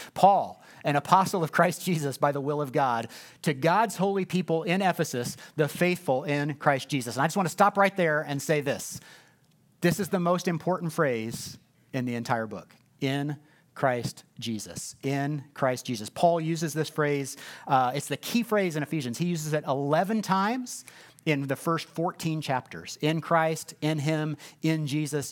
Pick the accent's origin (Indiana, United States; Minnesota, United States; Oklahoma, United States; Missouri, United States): Indiana, United States; Indianapolis; I'm from Ben Davis High School on the west side of Indianapolis